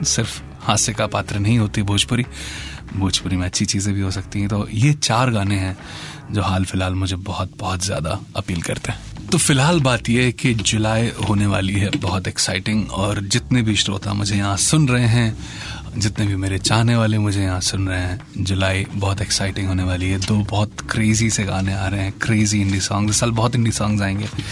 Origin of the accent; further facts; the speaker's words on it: Uttar Pradesh, India; उत्तर प्रदेश की एक हसीन धरती पे पैदा हुआ